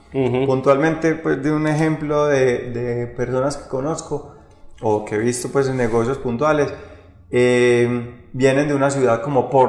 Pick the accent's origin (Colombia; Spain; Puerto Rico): Colombia; Medellín, Antioquia; now in Rionegro, Colombia; Sí, yo me vine de Medellín para Río Negro específicamente a vender ese proyecto que acabamos de hablar